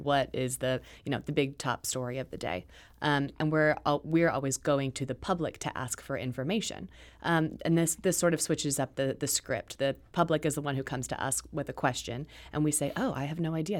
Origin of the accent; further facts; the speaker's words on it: Dallas, Texas, United States; moved away as an adult; now in St. Louis, United States; I'm from Dallas, Texas, and I'm, I moved here during, uh, the, the Rangers Cardinals World Series, uh, in two thousand eleven